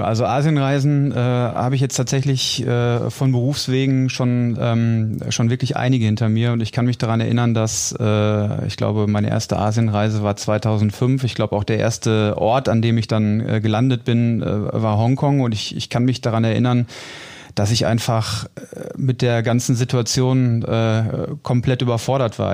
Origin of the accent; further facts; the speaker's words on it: Dortmund, North Rhine-Westphalia, Germany; ich bin gebürtiger Dortmunder und ähm, insofern werde ich natürlich äh, klar meine meine Heimatstadt vermissen